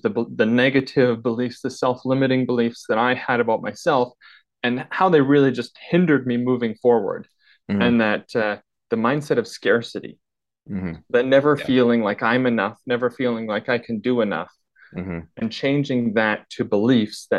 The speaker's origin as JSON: {"language": "English", "region": "northern British Columbia", "country": "Canada", "tie": "born or raised there", "said": "So I grew up in northern British Columbia in a small town of 2,000 people"}